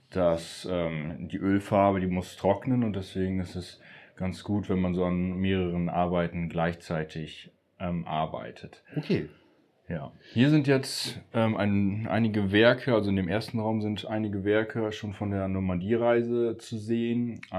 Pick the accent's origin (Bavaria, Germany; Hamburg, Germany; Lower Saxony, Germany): Lower Saxony, Germany; Appeldorn; Ja, ich wohne oder ich komme aus, aus Appeldorn beim Meppen.